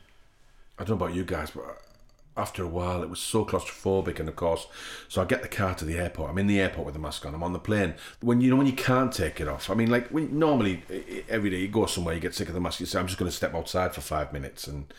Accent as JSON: {"language": "English", "region": "England", "country": "United Kingdom", "said": "we're English, we're actors"}